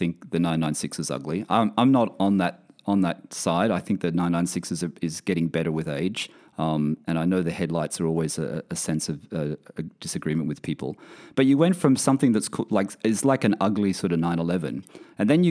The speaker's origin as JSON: {"language": "English", "country": "Australia", "also_born_or_lived": "United Kingdom", "moved": "yes", "lives_now": "Bahrain", "said": "I'm originally from Australia."}